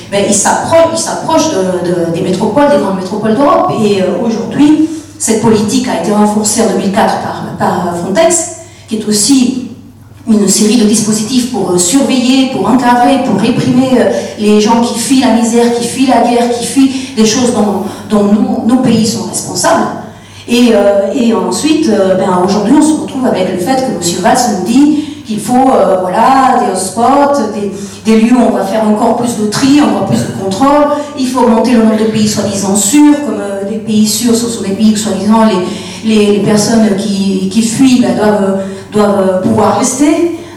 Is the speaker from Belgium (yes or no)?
no; Chile; now in Bordeaux area, France; Je suis moi-même issue de l'immigration puisque mes parents sont réfugiés politiques, je viens du Chili.